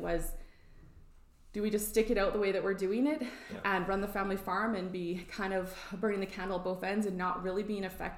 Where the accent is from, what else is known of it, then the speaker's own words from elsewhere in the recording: just south of Rosalind, Alberta, Canada; I grew up just south of Roseland on a grain and cattle farm and sheep farm, actually.